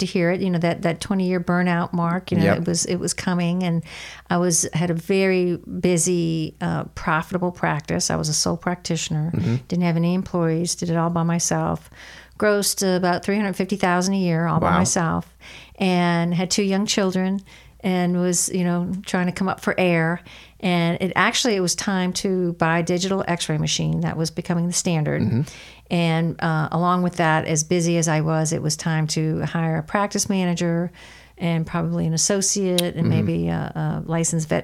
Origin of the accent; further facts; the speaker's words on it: New Orleans, Louisiana, United States; moved away as an adult; also born or lived in Chicago; I was born and raised in New Orleans and still consider that my home.